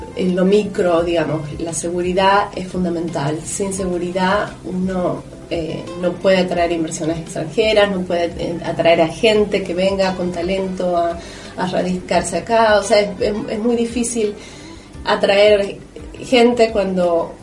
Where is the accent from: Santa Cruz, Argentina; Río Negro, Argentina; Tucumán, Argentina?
Tucumán, Argentina; San Miguel de Tucumán; creciendo en Tucumán y en Argentina